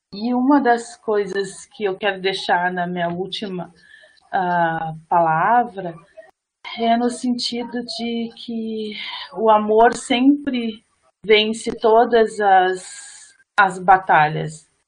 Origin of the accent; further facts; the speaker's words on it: Brazil; nós somos brasileiros, e nós temos a honra de ser um quilombo, quilombola